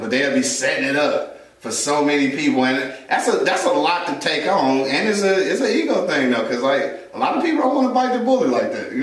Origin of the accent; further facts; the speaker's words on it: Detroit, Michigan, United States; When I was graduating from Martin Luther King Junior Senior High School, the best high school in Detroit City